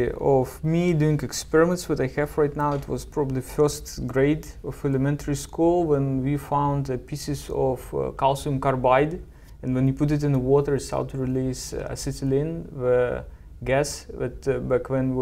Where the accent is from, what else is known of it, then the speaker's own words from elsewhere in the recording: Belarus; Yeah, in a small town, about 10,000 people population.